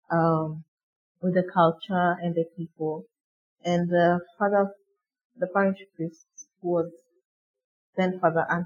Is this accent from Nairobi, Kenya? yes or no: yes; Nairobi, Kenya; I live in Nairobi. I grew up in Nairobi.